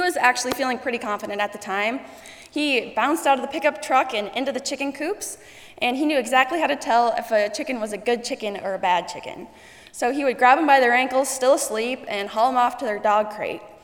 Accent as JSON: {"language": "English", "town": "Sioux Falls", "region": "South Dakota", "country": "United States", "tie": "born or raised there", "also_born_or_lived": "Bridgewater, South Dakota", "said": "I had done most of my growing up in Sioux Falls, South Dakota"}